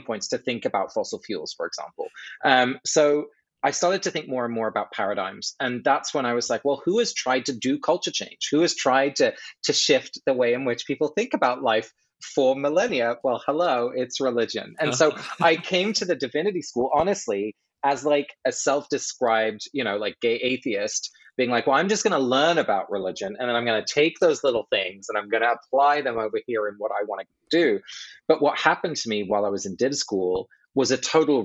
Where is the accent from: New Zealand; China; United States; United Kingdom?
United Kingdom; England; moved away; I grew up in England